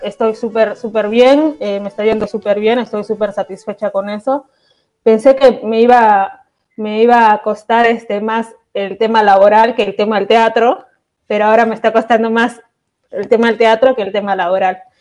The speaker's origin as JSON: {"language": "Spanish", "country": "Peru", "moved": "as an adult", "lives_now": "Argentina", "said": "yo soy peruana"}